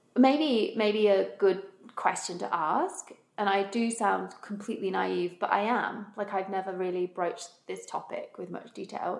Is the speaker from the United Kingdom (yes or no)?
yes; United Kingdom; moved away; being British